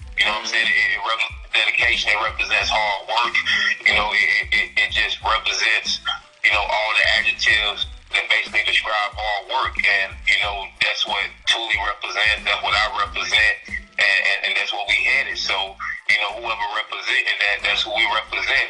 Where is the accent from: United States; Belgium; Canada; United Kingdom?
United States; New York City, New York; now in Orlando, United States; I'm from Brooklyn, New York. I resided to Orlando, Florida